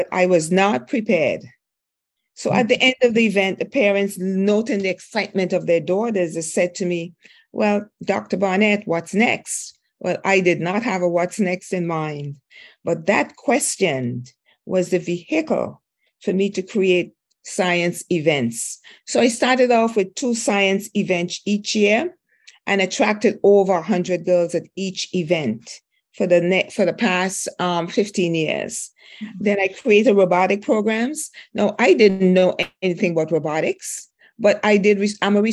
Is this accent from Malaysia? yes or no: no; St. Vincent & Grenadines; moved away; I grew up in St. Vincent, West Indies